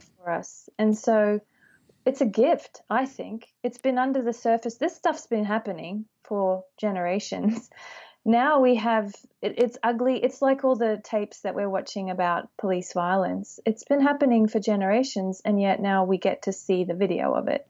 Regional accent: Australia; moved away; growing up in Australia

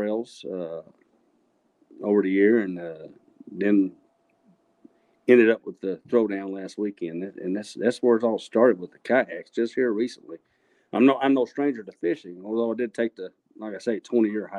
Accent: Abilene, Texas, United States; moved away as an adult; now in Killeen, United States; I grew up in the Abilene area

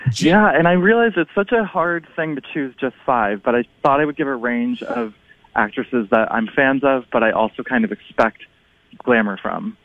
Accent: Minnesota, United States; I'm from Minnesota

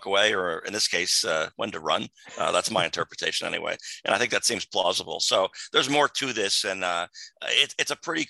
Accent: New Jersey, United States; my home state of New Jersey

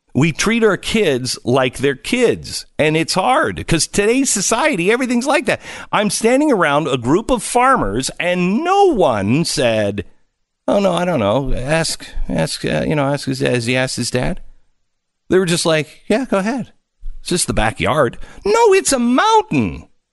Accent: Pacific Northwest, United States; moved away; I grew up in the Pacific Northwest

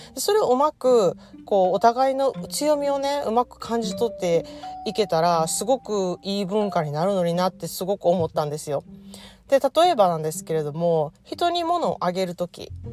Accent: Japan; also born or lived in California, United States; now in United States; 私が日本で育って日本のおもてなしをあの帰国するたびに感じて

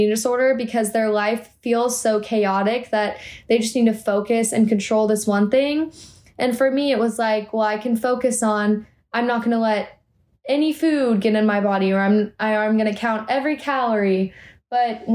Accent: Austin, Texas, United States; my hometown of Austin, Texas.

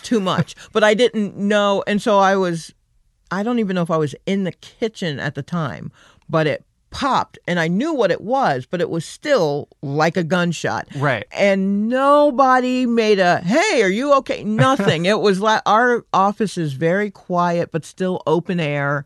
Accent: Stone Mountain, Georgia, United States; I grew up in Stone Mountain

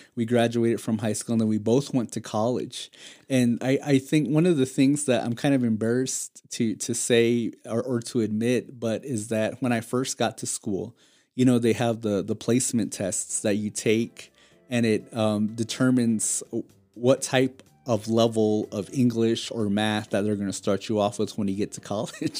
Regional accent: Tuba City, Arizona, United States; also born or lived in Hopi Reservation; both of us have, uh, experienced growing up in Tuba City

